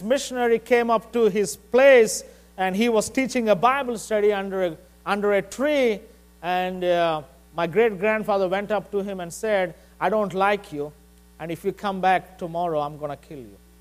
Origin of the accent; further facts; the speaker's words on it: India; moved away; I'm from India